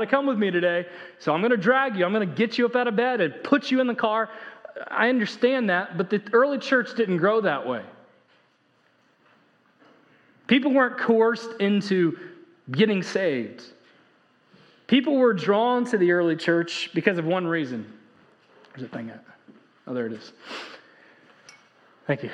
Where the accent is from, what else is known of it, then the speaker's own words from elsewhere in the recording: Indiana, United States; now in Texas, United States; when I grew up in Indiana